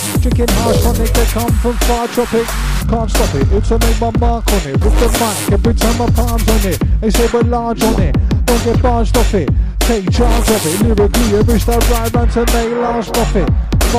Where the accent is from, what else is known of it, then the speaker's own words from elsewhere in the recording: Bromley, London, United Kingdom; We come from Bromley, London, South East.